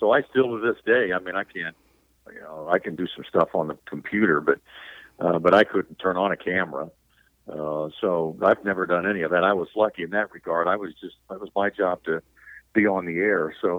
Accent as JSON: {"language": "English", "town": "Anderson", "region": "Indiana", "country": "United States", "tie": "born or raised there", "said": "I grew up in Anderson, Indiana"}